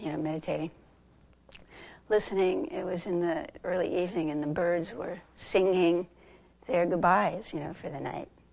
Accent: Southern California, United States; moved away; I grew up in Southern California

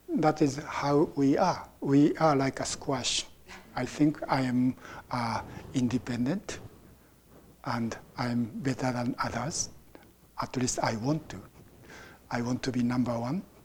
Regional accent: Japan; now in United States; I was born in Japan and I became a Buddhist, and now I live in America. So my view is uh, basically Japanese Buddhist point of view

